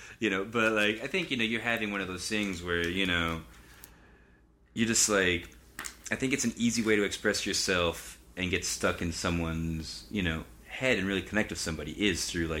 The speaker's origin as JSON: {"language": "English", "town": "Miami", "region": "Florida", "country": "United States", "tie": "born or raised there", "moved": "as an adult", "lives_now": "New Orleans, United States", "said": "I was born and raised in Miami"}